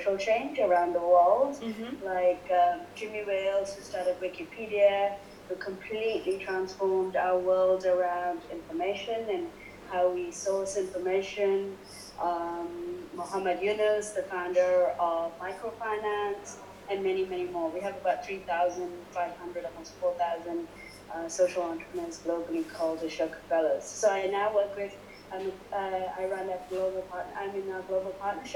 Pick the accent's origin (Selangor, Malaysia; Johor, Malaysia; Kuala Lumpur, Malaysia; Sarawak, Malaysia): Kuala Lumpur, Malaysia; moved away as an adult; also born or lived in Europe / United States / Indonesia; now in Singapore; The first 19 years of my life, I lived in Kuala Lumpur, and I grew up in Kuala Lumpur